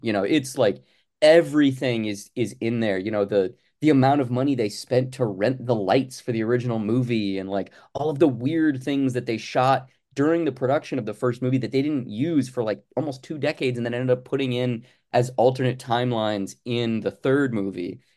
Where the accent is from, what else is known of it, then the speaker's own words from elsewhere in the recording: Arizona, United States; moved away as an adult; now in Los Angeles, United States; I am originally from Arizona, uh, and then I'm, I've lived in Los Angeles now for probably about, oh God, eight, ten